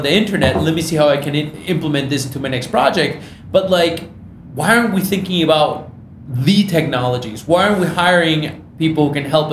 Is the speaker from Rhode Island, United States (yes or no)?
no; Michigan, United States; I grew up in Michigan.